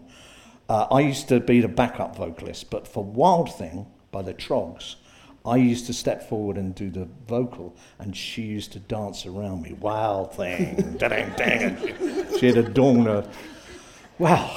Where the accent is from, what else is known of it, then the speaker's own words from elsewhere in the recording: Hull, Yorkshire and the Humber, United Kingdom; I'm from Hull.